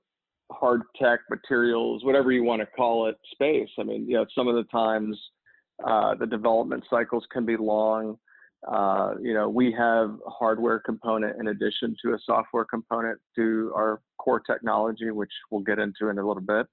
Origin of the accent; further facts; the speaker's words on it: New Orleans, Louisiana, United States; I grew up here in New Orleans